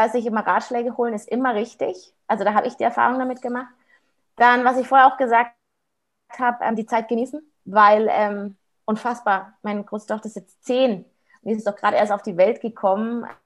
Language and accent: German; Munich, Bavaria, Germany; ich bin ja aus Aubing, ich bin ja hier aus Münchner Westen